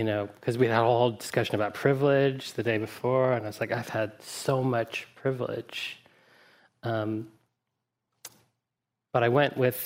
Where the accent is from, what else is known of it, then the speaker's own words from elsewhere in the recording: Deep South, United States; I grew up in the Deep South, mostly white